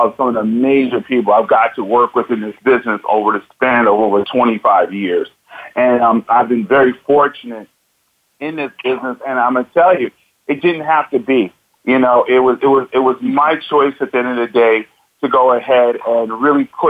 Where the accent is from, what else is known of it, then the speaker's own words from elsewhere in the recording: New York City, New York, United States; I'm from Bronx, New York. I'm a New Yorker by heart